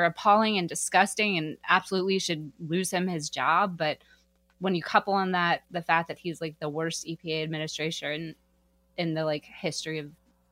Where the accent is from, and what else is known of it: Wilkesboro, North Carolina, United States; born or raised there; now in Alabama, United States